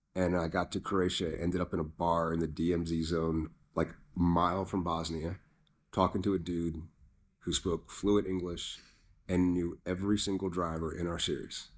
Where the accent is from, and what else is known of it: California, United States